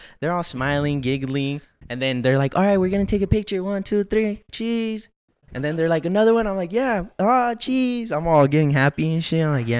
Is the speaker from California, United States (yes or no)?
yes; Los Angeles, California, United States; From the city of Los Angeles.